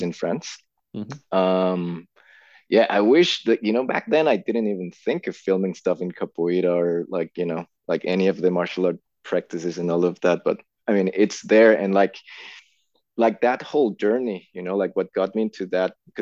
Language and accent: English; Bogota, Colombia; English is a second language; moved away as an adult; now in Melbourne, Australia; I was born and raised in Colombia, South America, in Bogota, the capital city.